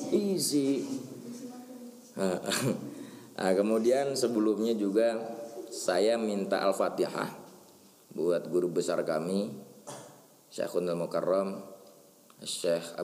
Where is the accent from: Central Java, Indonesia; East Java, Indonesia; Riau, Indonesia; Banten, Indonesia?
Banten, Indonesia; ini pernah kejadian ini di kampung kami pernah kejadian karena ngikutin tanggal kalian kalender. Lah biasa kan orang Banten mah kalau besok puasa malamnya itu syukuran riungan.